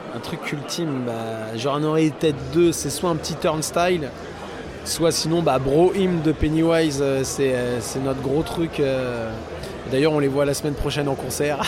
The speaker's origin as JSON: {"language": "French", "country": "France", "said": "on est français"}